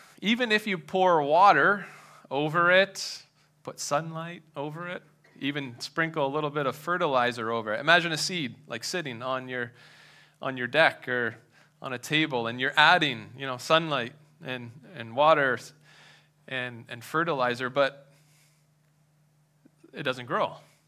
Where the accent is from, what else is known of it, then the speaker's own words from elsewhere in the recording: Madoc, Ontario, Canada; now in southwestern Ontario, Canada; I moved from Madoc, which is north of Belleville, east of Peterborough. That's where I grew up.